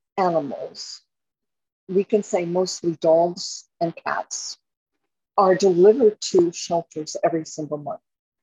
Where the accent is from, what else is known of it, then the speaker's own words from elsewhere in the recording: Miami, Florida, United States; born there; also born or lived in Chevy Chase, Maryland; I was sent to live with my grandmother from Chevy Chase, Maryland to Miami. And ironically, I was born in Miami. I was hatched on the beach somewhere.